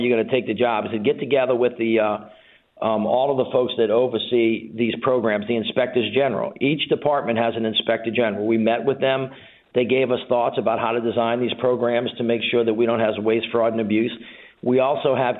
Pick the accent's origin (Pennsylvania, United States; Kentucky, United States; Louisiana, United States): Louisiana, United States; I'm from Louisiana